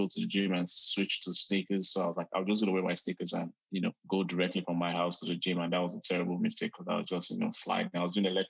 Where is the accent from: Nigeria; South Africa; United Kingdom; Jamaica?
Nigeria; now in United States; for you and I, who we grew up in Nigeria for a bit, you know, growing up there